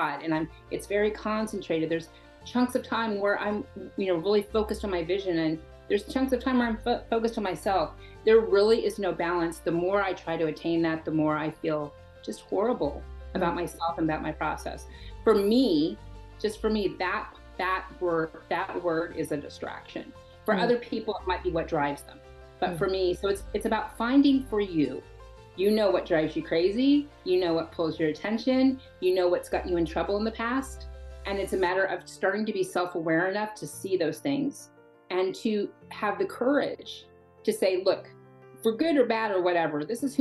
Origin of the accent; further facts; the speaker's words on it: the Bible Belt, United States; I was born in the Bible Belt